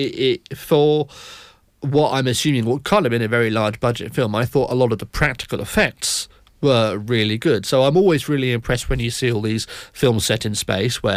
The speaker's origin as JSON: {"language": "English", "country": "United Kingdom", "said": "us all collectively being British"}